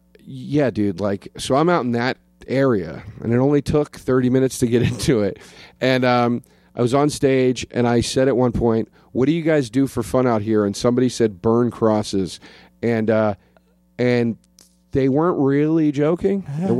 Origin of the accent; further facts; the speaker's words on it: Collegeville, Pennsylvania, United States; now in New Jersey, United States; Pennsylvania. Outside of Philadelphia.